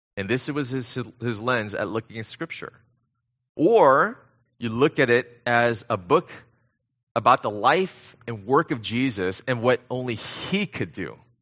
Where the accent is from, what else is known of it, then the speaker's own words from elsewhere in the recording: Temple City, California, United States; moved away as an adult; also born or lived in Korea / China; I was born in Korea, uh, but I grew up right here in the S G V, so I'm a local kid. Um, in fact, I grew up down the street in Temple City